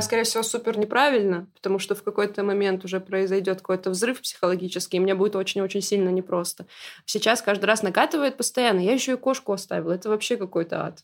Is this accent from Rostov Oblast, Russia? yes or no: no; North Ossetia–Alania, Russia; я из Осетии